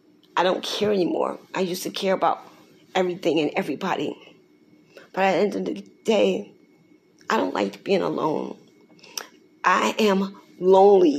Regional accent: Newark, New Jersey, United States; I was born November 14, 1962, in a hospital downtown in Newark, New Jersey

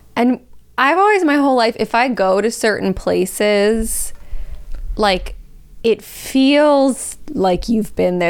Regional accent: Los Angeles, California, United States; I grew up in Los Angeles

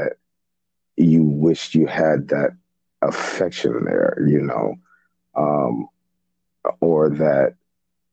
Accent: New York City, New York, United States; also born or lived in Haiti; I was raised in Brooklyn, but I was born in Haiti

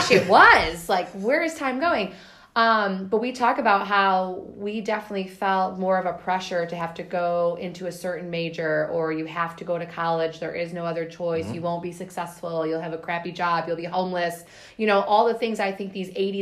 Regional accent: Warren, United States; I grew up in Warren

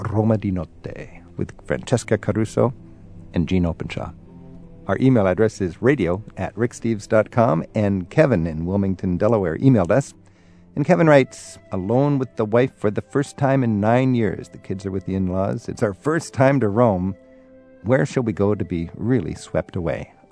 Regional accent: Germany; Ich bin … aus Deutschland und ich reise mit Rick Steves. I'm … from Germany

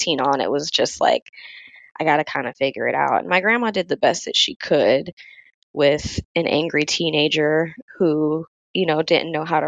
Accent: Florida, United States; moved away as an adult; now in Virginia, United States; 2018, I ended up getting a opportunity to move out of Florida, which was my home state

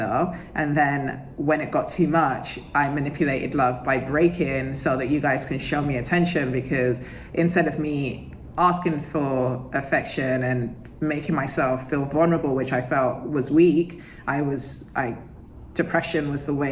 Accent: United Kingdom; I'm British

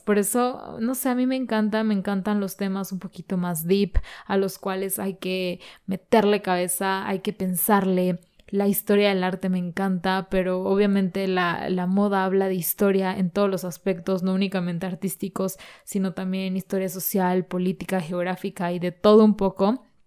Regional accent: Mexico; esta desventaja que tenemos como mexicanos

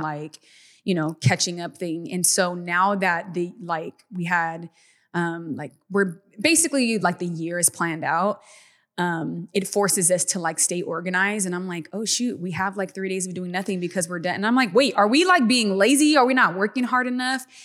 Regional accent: Stockton, California, United States; we grew up in in Stockton, California, a very small town

